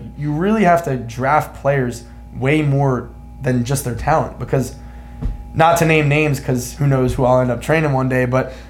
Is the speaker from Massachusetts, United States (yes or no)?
no; Philadelphia, Pennsylvania, United States; we're from Philly.